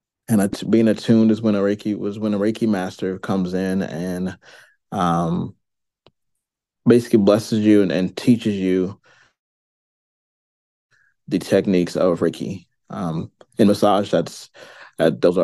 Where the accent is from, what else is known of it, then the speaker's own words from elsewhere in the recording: St. Louis, Missouri, United States; I am from St. Louis, Missouri. I am born and raised here